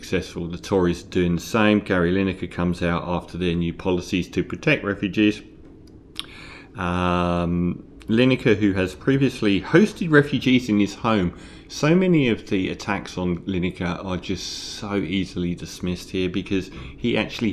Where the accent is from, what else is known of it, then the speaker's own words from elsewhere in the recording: England, United Kingdom; now in Australia; I'm English, but I live in Australia